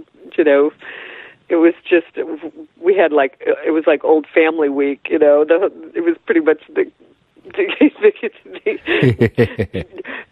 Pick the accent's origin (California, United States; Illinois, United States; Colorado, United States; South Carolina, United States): Colorado, United States; Boulder; also born or lived in Rochester, Minnesota; I grew up in Boulder, Colorado